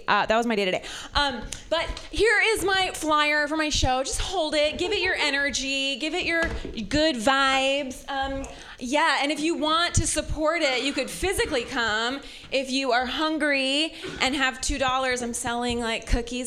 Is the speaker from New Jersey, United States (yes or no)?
no; Ohio, United States; also born or lived in San Francisco Bay Area; now in San Francisco, United States; I'm from Ohio